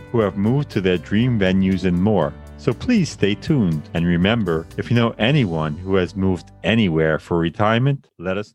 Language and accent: English; Long Island, New York, United States; moved away as an adult; now in Brooklyn, New York, United States; Born and raised in Long Island, New York, a place I've always wanted to leave. We've lived in Brooklyn, New York for many years